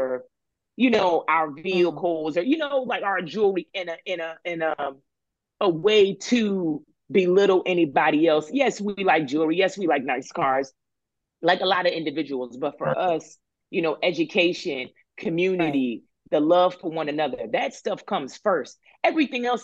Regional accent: Philadelphia, Pennsylvania, United States; now in Los Angeles, United States; I grew up in Philly

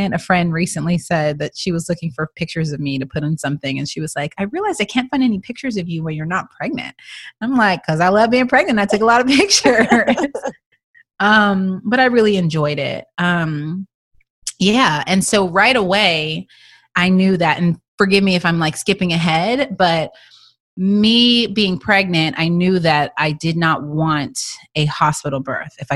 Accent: Texas, United States; also born or lived in Toronto; now in Los Angeles, United States; I am from Texas

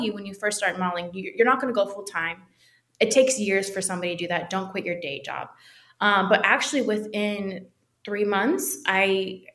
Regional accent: Milpitas, California, United States; moved away as an adult; now in Los Angeles, United States; I come from Milpitas, California. It's between San Jose and Fremont, a very small thing.

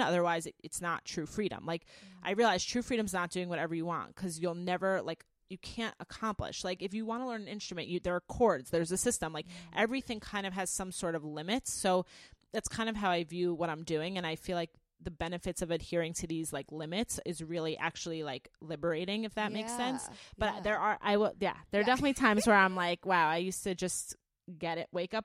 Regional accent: Five Towns, Long Island, New York, United States; now in Los Angeles, United States; I grew up in the Five Towns

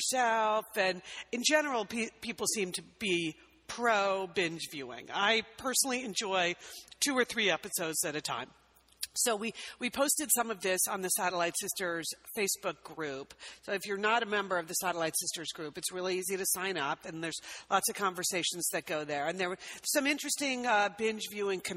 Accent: Connecticut, United States; now in West Coast, United States; growing up on the East Coast where we grew up in Connecticut

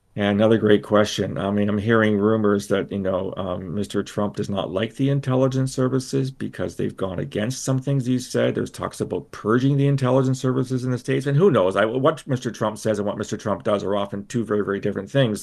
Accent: London, Ontario, Canada; when I was a kid and growing up in London, Ontario

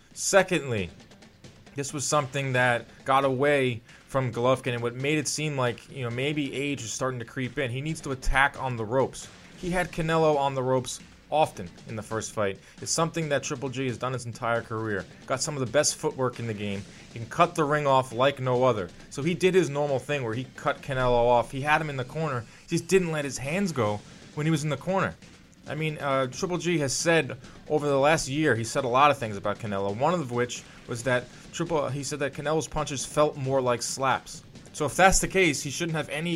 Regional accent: New York City, New York, United States; I'm from Brooklyn

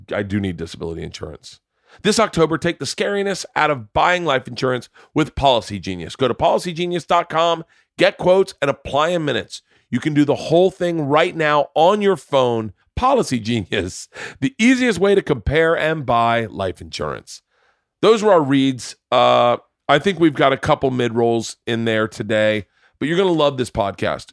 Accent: Florida, United States; I grew up in Florida

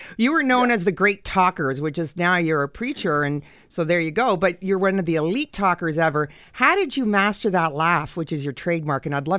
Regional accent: Canada; We're Canadian.

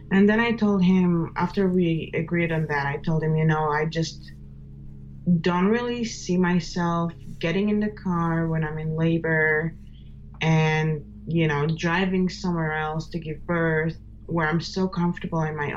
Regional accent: Israel; moved away as an adult; now in United States; I was born and raised in Israel and moved to the United States about 6.5 years ago.

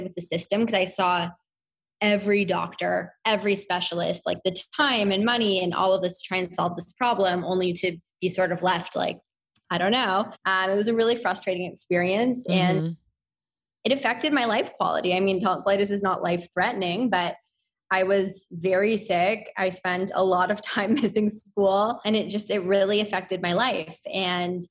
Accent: Toronto, Ontario, Canada; also born or lived in Victoria, British Columbia; So grew up in Toronto. I'm Canadian

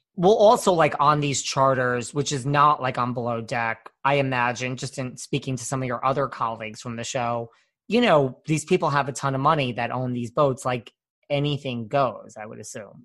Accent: New York, United States; I'm from New York

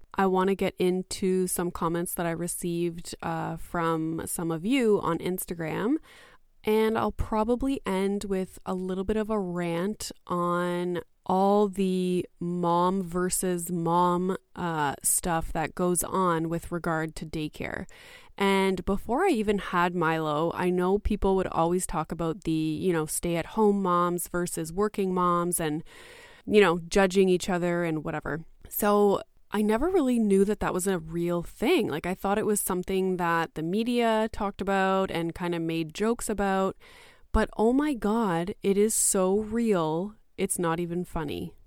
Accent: Canada; I am Canadian, and in Canada

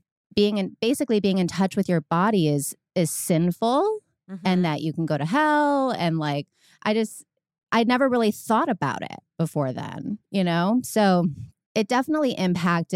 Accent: Medina, Ohio, United States; It's actually Medina, Ohio. It's a small like country town outside of the city

